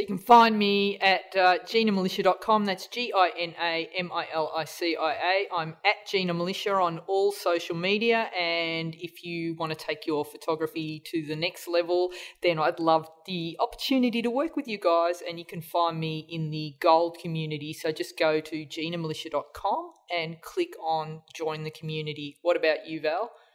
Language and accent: English; Australia; we're all Australian here